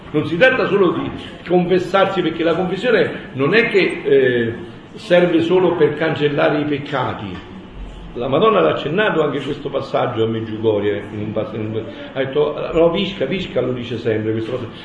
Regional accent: Campania, Italy; io sono campano, da me si dice

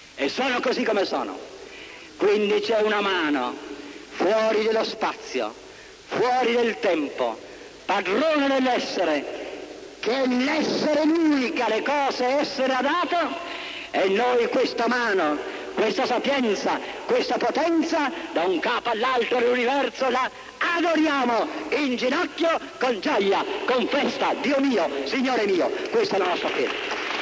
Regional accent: Italy

